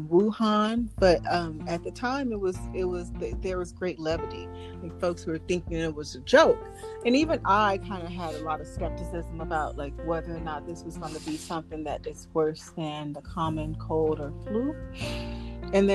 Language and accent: English; outer Los Angeles area, California, United States; I am from California. We're really like lost the outer Los Angeles area.